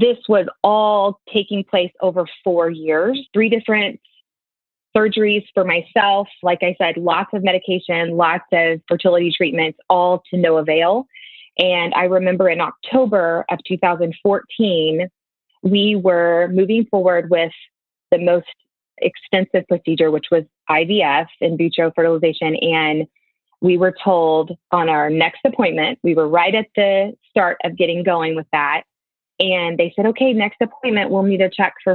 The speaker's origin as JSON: {"language": "English", "town": "Jenks", "region": "Oklahoma", "country": "United States", "said": "I am from Jinx, Oklahoma"}